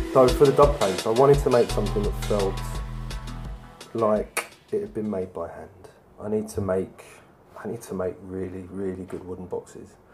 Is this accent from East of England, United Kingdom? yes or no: no; London, United Kingdom; I'm an artist from London